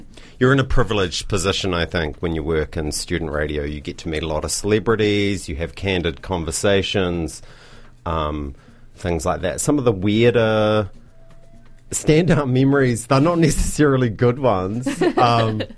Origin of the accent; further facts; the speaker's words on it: New Plymouth, Taranaki, New Zealand; now in Dunedin, New Zealand; growing up in New Plymouth was really good for me